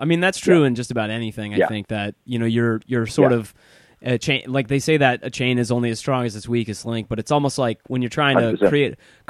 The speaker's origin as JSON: {"language": "English", "country": "United Kingdom", "said": "Yeah, as a British person, being in Los Angeles is like it's like being on another planet."}